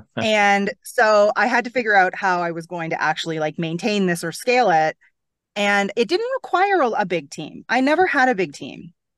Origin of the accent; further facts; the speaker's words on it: Toronto, Ontario, Canada; moved away as an adult; now in Bahamas; I'm from Toronto